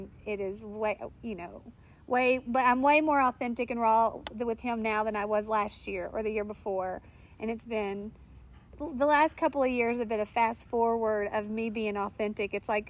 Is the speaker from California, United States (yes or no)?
no; Pine Bluff, Arkansas, United States; also born or lived in Jonesboro, Arkansas; I was born in East Arkansas, Jonesboro, and I grew up in an area called Pine Bluff, Arkansas.